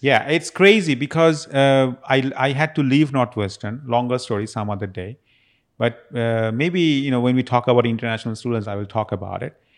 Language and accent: English; Kolkata, West Bengal, India; moved away as an adult; also born or lived in Las Vegas, United States; now in Houston, United States; I actually came back to my hometown in Calcutta